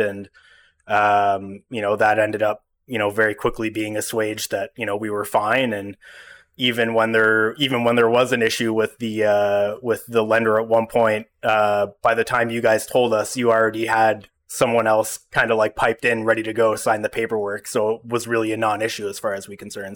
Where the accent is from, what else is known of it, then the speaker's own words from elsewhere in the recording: Ottawa, Ontario, Canada; I've lived in Ottawa my whole life, but, you know, I don't frequent, uh, Gloucester. I grew up in Manitic and Greeley